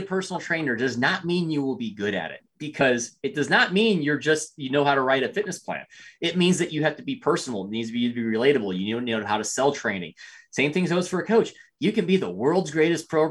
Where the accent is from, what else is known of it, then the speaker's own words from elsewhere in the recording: Springfield, Missouri, United States; I'm from Springfield, Missouri, where USAPL doesn't exist and powerlifting is all SPF based